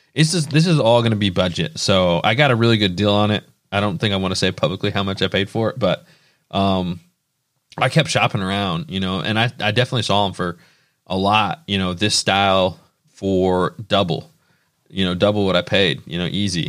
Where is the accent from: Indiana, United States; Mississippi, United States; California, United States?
Indiana, United States; we're from Indiana